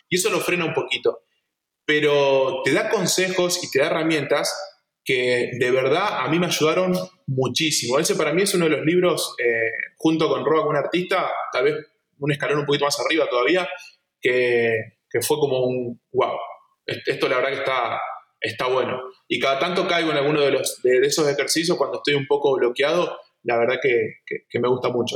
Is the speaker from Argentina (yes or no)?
yes; Esperanza, Santa Fe, Argentina; yo soy de Esperanza y estamos en, auto, en coche estamos a 6 horas de Buenos Aires